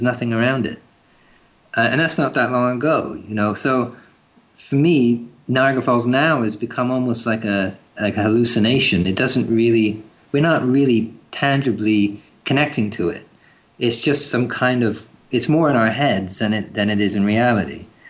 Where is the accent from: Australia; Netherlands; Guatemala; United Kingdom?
United Kingdom; England; now in Canada; You mean growing up in England?